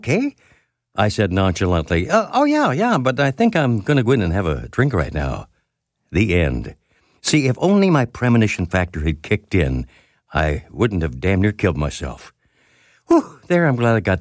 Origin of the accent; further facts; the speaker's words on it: London, Ontario, Canada; working in my hometown of London, Ontario, at a radio station there